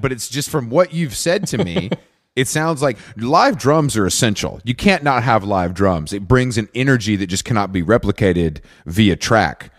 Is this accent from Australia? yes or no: no; Atlanta, Georgia, United States; where I grew up outside of Atlanta